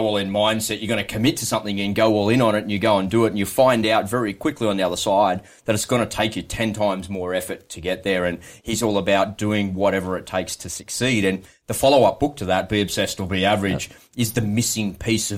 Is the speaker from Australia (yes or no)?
yes; Sydney, New South Wales, Australia; I grew up out in Western Sydney